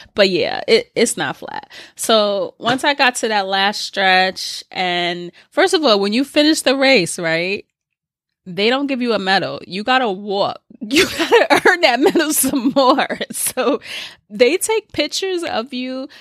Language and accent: English; New York City, New York, United States; I'm from the Bronx